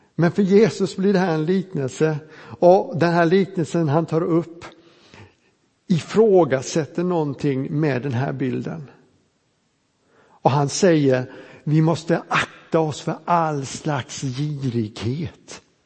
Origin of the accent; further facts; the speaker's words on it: Småland, Sweden; vi smålänningar